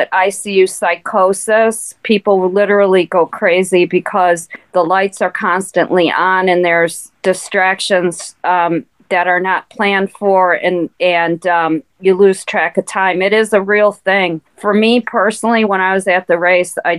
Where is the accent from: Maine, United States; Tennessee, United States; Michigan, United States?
Michigan, United States; Detroit; I grew up in Detroit. And we grew up in a very blue-collar neighborhood